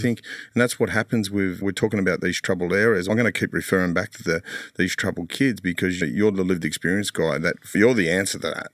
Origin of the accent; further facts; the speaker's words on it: Sydney, New South Wales, Australia; I grew up in Mount Druitt